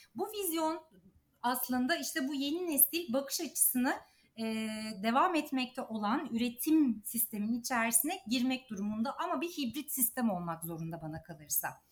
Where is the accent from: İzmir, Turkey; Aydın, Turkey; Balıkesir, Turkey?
İzmir, Turkey; moved away as an adult; also born or lived in Ankara / Istanbul; büyük şehirde İzmir'de doğdum büyüdüm.